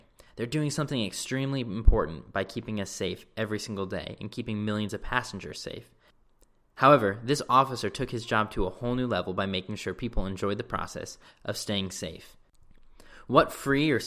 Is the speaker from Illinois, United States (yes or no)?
yes; St. Charles, Illinois, United States; moved away; I grew up actually in St. Charles, which is a western suburb in the Chicagoland area.